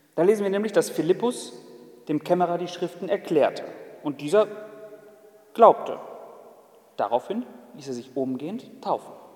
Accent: Germany; Ich als Deutscher

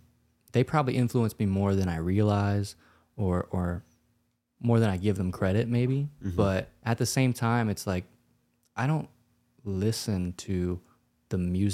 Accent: Louisiana, United States; We grew up in Louisiana, so I feel like we're very influenced by that.

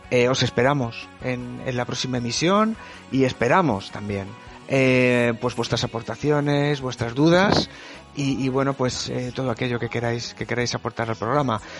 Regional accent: Spain; yo como persona española de España, la verdad es que no me gustan nada

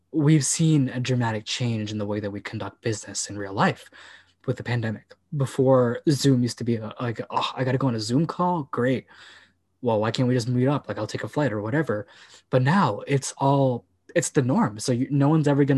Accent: United States; I'm not European, I'm American.

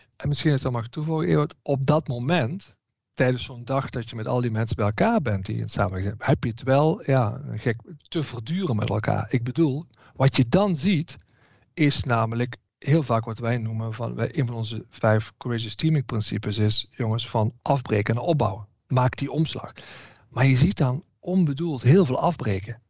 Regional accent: Southerners, southern Netherlands, Netherlands; Zeker als Zuiderlingen

